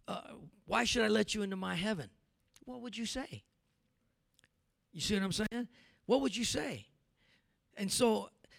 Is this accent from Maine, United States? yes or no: no; California, United States; now in Denver, United States; I grew up in California